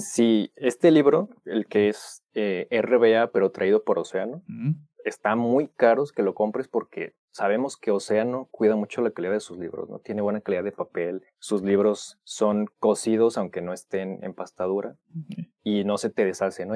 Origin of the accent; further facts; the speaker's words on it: Mexico; soy mexicano